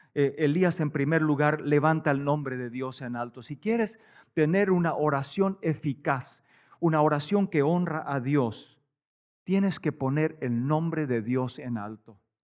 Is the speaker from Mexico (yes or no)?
no; Paraguay; moved away as an adult; also born or lived in Canada / United States / Bolivia; nosotros vivimos en Paraguay, eh, nacimos, crecimos en Paraguay